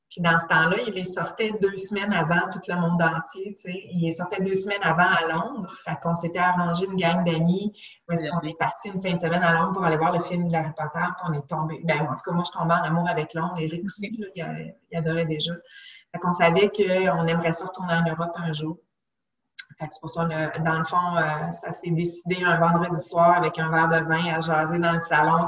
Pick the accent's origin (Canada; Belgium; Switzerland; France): Canada; Montreal, Quebec; also born or lived in Gatineau / Chicoutimi; je suis native de Québec, mais j'ai grandi dans le l'ouest de l'île de Montréal